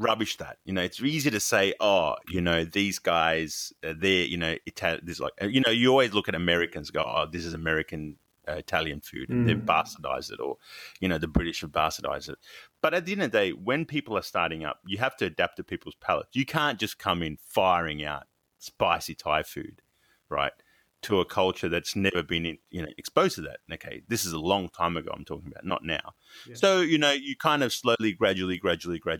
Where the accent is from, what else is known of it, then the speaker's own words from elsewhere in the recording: Melbourne, Victoria, Australia; moved away; When I was growing up, Australia, actually, I must say in Melbourne, where I was from, it was very cosmopolitan and very multicultural.